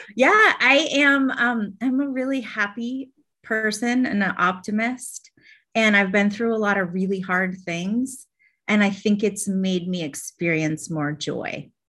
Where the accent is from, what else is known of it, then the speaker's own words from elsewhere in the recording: Vermont, United States; now in Atlanta, United States; when I was young, I grew up in Vermont